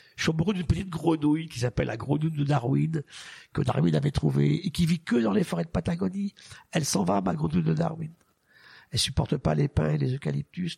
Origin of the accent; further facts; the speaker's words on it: France; chez nous en France